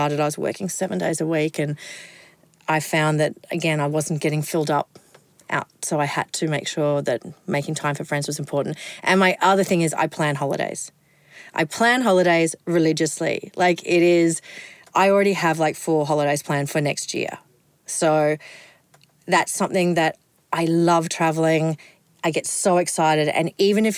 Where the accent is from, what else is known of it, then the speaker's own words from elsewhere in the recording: Kingaroy, Queensland, Australia; I am a girl from Kingaroy